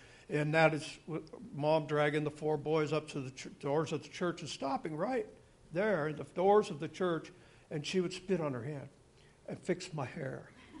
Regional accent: California, United States; born there; I was born in California in 1959, and I was a Navy brat. My dad was a fighter pilot in the Navy.

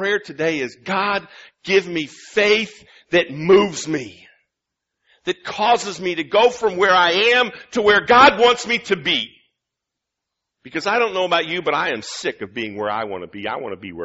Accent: Illinois, United States; moved away as an adult; now in Michigan, United States; I'm from Illinois.

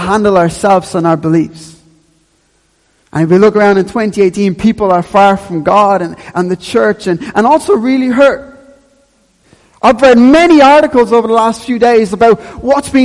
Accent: Dublin, Leinster, Ireland; I grew up in Ballyfermot

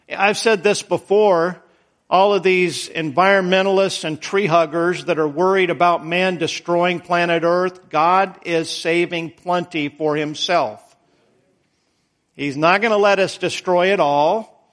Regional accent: Idaho, United States; moved away; I was born in Idaho

